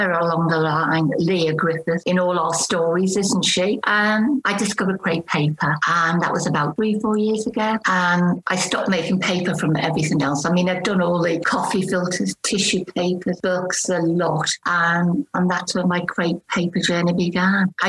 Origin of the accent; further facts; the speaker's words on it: Liverpool, North West England, United Kingdom; now in Taunton, United Kingdom; But I'm originally from Liverpool. So you may pick up a bit of an accent.